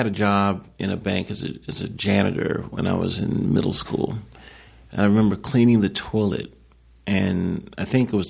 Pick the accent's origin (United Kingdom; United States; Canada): United States; Lynchburg, Virginia; He trained five blocks down the street from where I grew up in Lynchburg, Virginia.